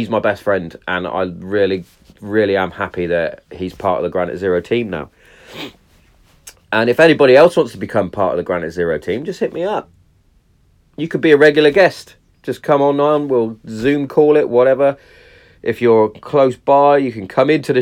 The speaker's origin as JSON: {"language": "English", "town": "Hereford", "region": "West Midlands", "country": "United Kingdom", "tie": "born or raised there", "said": "if you're in my hometown"}